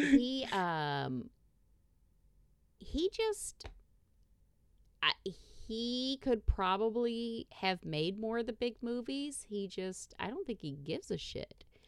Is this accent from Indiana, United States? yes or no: yes; Indiana, United States; growing up in Indiana.